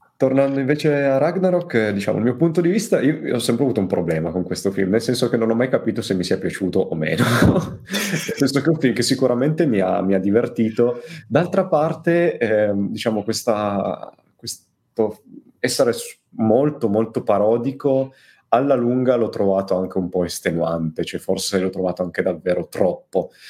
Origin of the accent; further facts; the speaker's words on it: Turin, Piedmont, Italy; io, essendo torinese